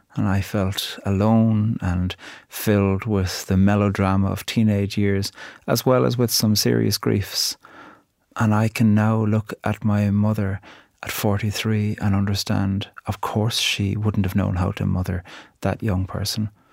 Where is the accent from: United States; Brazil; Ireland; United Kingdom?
Ireland; I'm a poet from Ireland